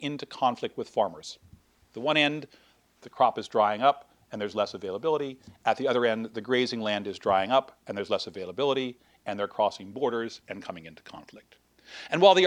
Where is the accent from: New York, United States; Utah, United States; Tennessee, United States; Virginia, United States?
New York, United States; moved away; I grew up in New York